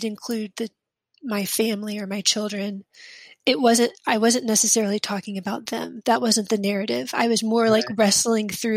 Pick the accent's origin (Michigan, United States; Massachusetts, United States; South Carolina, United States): South Carolina, United States; moved away as an adult; now in Mississippi, United States; I was raised in South Carolina